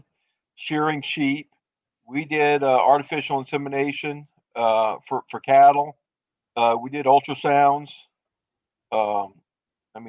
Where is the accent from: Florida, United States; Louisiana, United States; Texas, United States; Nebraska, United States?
Louisiana, United States; now in Minnesota, United States; originally, I'm from Louisiana.